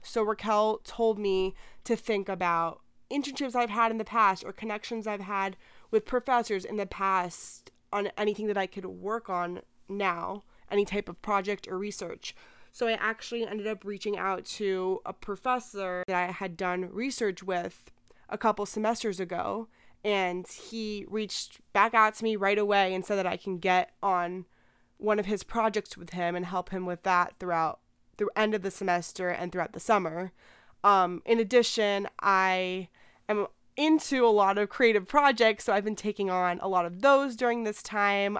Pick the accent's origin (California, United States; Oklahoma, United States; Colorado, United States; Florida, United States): Florida, United States; Miami; I'm from Miami, and I'm twenty-one